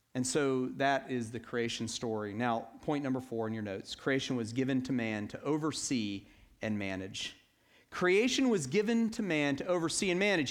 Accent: Atlanta, Georgia, United States; I grew up in Atlanta

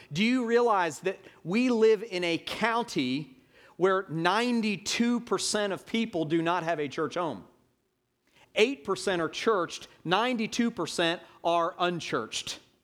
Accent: Atlanta, Georgia, United States; now in Hilton Head Island, United States; in my hometown, Atlanta, Georgia

